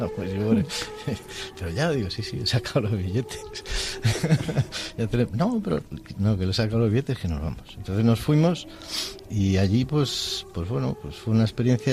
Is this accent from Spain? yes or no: yes; Madrid, Community of Madrid, Spain; now in Segovia, Spain; nacido en Madrid, pero vivo con mi mujer Elena en, Segovia